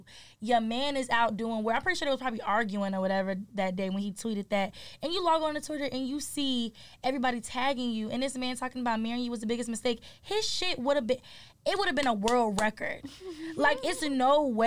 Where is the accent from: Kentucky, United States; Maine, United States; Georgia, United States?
Georgia, United States; Atlanta; also born or lived in Detroit, Michigan; By Thursday, we were moved to Atlanta